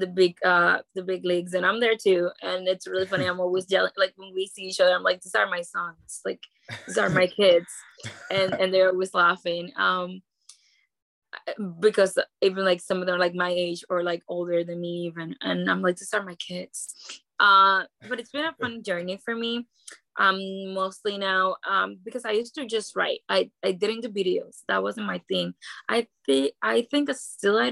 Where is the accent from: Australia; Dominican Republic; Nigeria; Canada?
Dominican Republic; moved away; I grew up in the Dominican Republic